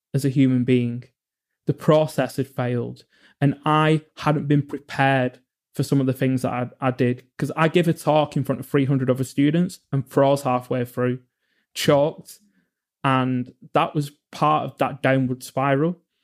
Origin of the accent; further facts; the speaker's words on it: England, United Kingdom; I grew up in England